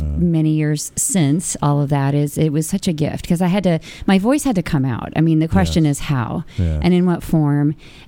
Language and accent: English; California, United States; moved away as an adult; also born or lived in Boston; now in New York, United States; You know, from Boston, but I'm originally from California.